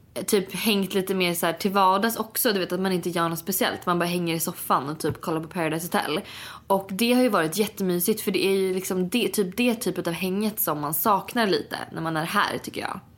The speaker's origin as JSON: {"language": "Swedish", "country": "Sweden", "moved": "yes", "said": "när jag var hemma i Sverige förra veckan"}